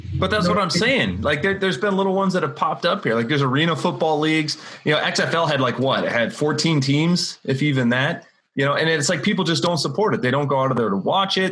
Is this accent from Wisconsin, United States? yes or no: yes; Wisconsin, United States; I grew up in Wisconsin, go Badgers.